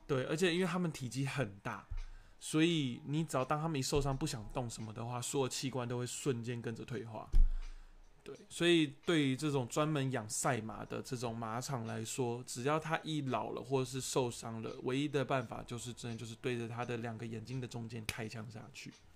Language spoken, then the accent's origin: Chinese; Taiwan; 我不是国外的人，我也是本地人